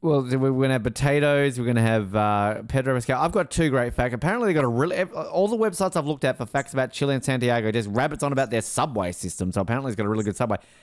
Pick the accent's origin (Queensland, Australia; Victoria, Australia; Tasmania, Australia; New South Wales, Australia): Tasmania, Australia; Hobart; I'm from Hobart